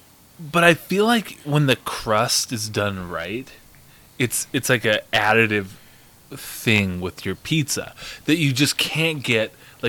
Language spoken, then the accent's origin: English; Shelby, Montana, United States; I'm from Shelby.